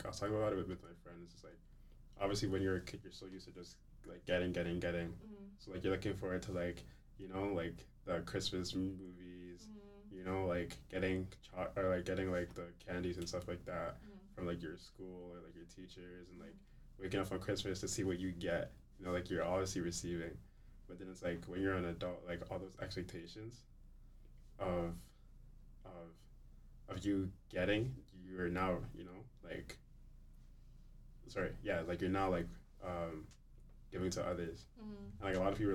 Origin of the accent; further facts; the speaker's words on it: Toronto, Ontario, Canada; I was born in Toronto. I was born here